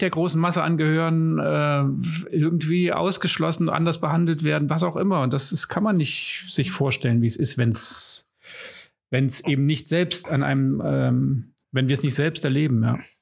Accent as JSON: {"language": "German", "country": "Germany", "said": "als Deutsche"}